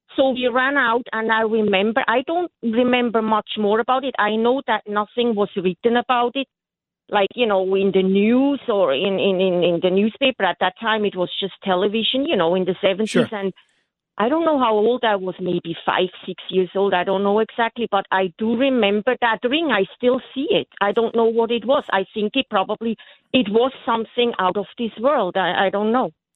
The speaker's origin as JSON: {"language": "English", "country": "Switzerland", "tie": "born or raised there", "moved": "yes", "lives_now": "Bronx, United States", "said": "I grew up in Switzerland on a farm"}